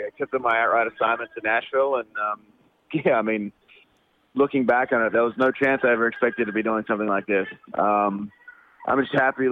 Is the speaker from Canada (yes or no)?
no; Australia; moved away; I'm Australian